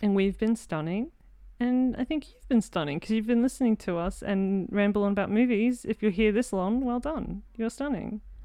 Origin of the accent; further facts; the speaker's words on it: Australia; I'm an Aussie in film